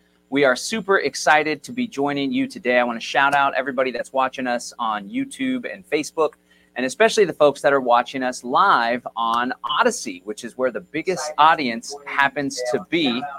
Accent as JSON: {"language": "English", "town": "Austin", "region": "Texas", "country": "United States", "tie": "born or raised there", "lives_now": "Bastrop, United States", "said": "I was born and raised in Austin, but we had to get the heck out of there because the city's not what it used to be. It used to be kind of weird and hippie. Now it's just corporate and California."}